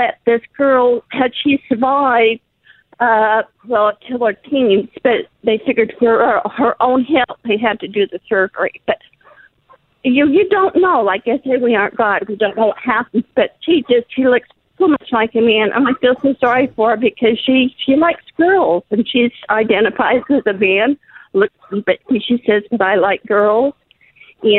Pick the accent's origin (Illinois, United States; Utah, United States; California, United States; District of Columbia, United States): Utah, United States; Salt Lake City; now in Texas, United States; when I was growing up in Salt Lake City